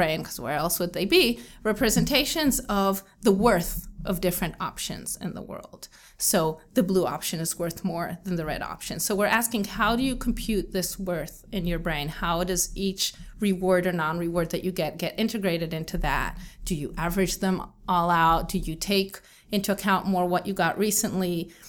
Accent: Israel; also born or lived in New Jersey, United States; So I grew up in Israel, and I lived in Israel my whole life, except for 4 years in which I lived in New Jersey because my dad was doing a postdoc at Rutgers University.

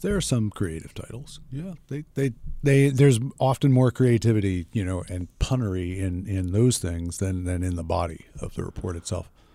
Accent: United States; I'm an American

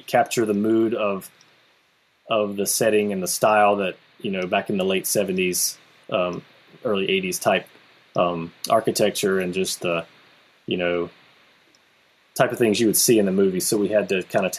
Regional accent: South Carolina, United States; moved away; I started my own haunted attraction where I grew up in South Carolina.

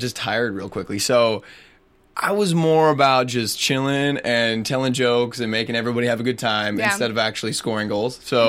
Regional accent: Canada; I'm from Canada

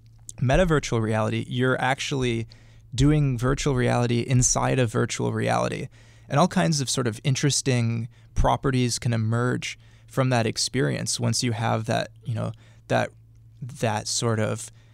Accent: Milwaukee, Wisconsin, United States; Well, I'm from Milwaukee, but...

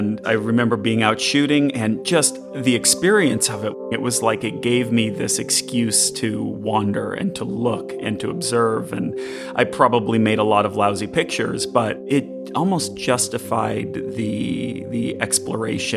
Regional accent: Massachusetts, United States; I remember going to Walden Pond growing up in Massachusetts.

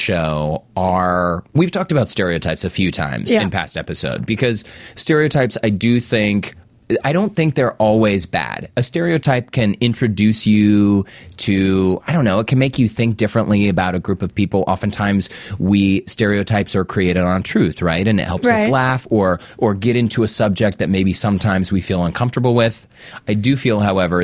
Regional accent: Salt Lake City, Utah, United States; I'm born and raised in Salt Lake City

